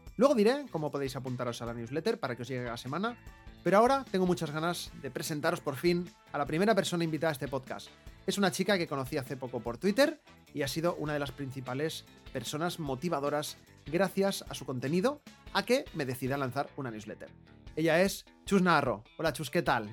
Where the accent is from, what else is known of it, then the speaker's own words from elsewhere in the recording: Barcelona, Catalonia, Spain; soy de Barcelona